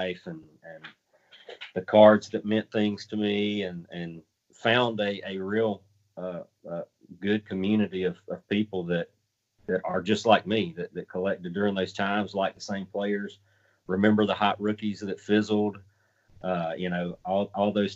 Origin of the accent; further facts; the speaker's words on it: the South, United States; Growing up in the South, we had two channels that we could watch